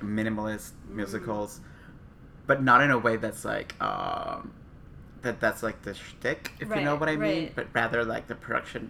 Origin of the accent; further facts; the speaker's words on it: Honduras; moved away as an adult; also born or lived in Costa Rica; I was born in Honduras and I lived in Costa Rica for 8 years when I went to college.